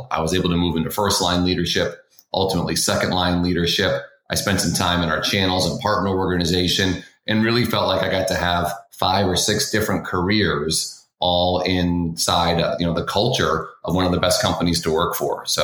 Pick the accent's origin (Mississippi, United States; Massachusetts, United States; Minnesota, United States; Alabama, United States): Massachusetts, United States; Boston; I grew up in Boston, {S0} North {S1} Carolina, or Boston, Massachusetts, excuse me.